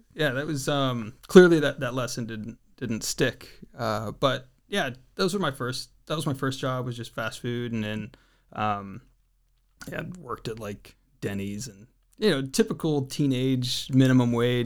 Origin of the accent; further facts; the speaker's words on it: Redding, California, United States; also born or lived in San Diego County, California (Lakeside, El Cajon); just outside of Redding, California.